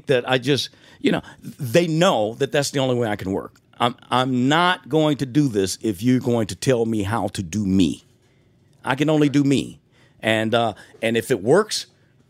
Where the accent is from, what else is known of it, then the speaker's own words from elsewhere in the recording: Detroit, Michigan, United States; Growing up in Detroit